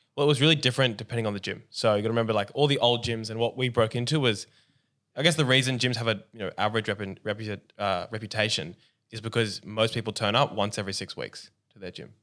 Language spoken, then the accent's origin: English; Australia; Where we're from, we're both Aussie